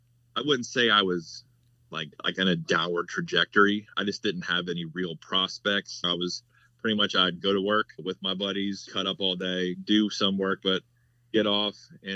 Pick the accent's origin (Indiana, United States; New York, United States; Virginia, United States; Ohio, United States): Virginia, United States; Hampton; also born or lived in Barksdale; Was in Cub Scouts, but we moved from Barksdale to Langley in Hampton, Virginia. That was going into second, I was eight going into second grade, I think.